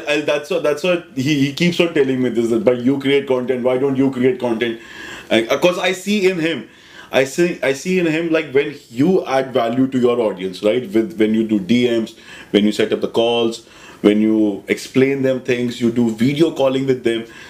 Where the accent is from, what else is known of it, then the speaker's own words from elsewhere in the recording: Delhi, India; I'm a regular Delhi guy, born and brought up in Delhi